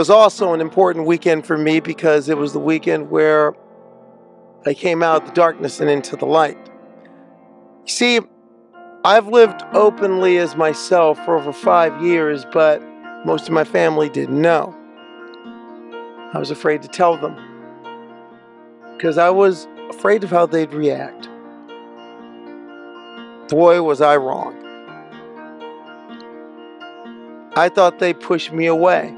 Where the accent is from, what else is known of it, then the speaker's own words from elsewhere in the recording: Omaha, Nebraska, United States; moved away; my hometown, Omaha, Nebraska